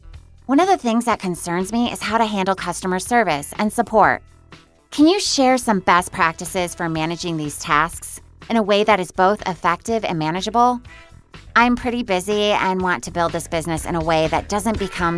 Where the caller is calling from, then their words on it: Ann Arbor, Michigan, United States; I'm calling from Ann Arbor, Michigan.